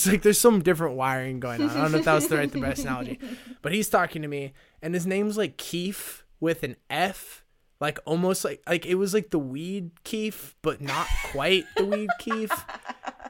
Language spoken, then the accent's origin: English; Rust Belt, United States; moved away; I'm originally from the Rust Belt